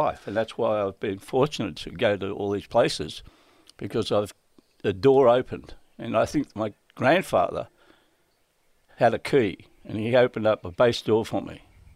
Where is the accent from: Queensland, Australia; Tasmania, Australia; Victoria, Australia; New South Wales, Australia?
New South Wales, Australia; Redfern, Maroubra, Central Coast; When I moved up from Maroubra, I moved from Redfern to Maroubra, and then I went to Maroubra Beach